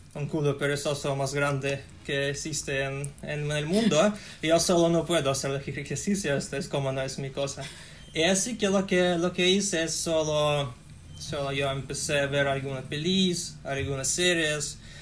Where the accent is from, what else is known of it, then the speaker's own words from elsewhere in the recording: Russia; Spanish is a second language; soy ruso